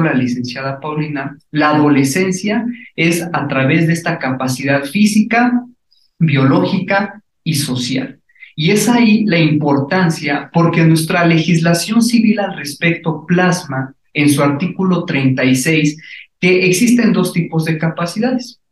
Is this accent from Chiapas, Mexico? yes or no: no; Puebla, Mexico; nosotros como poblanos